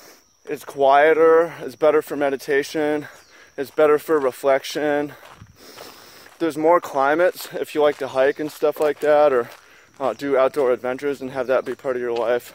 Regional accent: Seattle, Washington, United States; moved away; also born or lived in Big Island, Hawaii; I'm not from here, I'm from Seattle

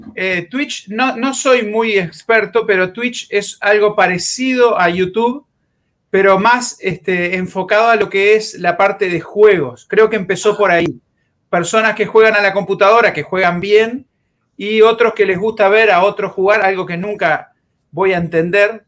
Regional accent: Uruguay

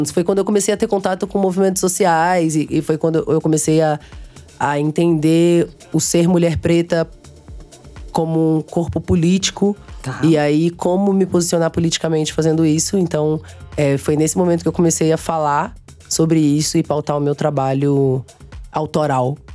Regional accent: Minas Gerais, Brazil; born there; also born or lived in Aracaju; Mas eu fui grande para Aracaju. É, meus pa... Eu nasci em Minas, mas meus pais, eles viveram durante minha vida inteira fazendo missões.

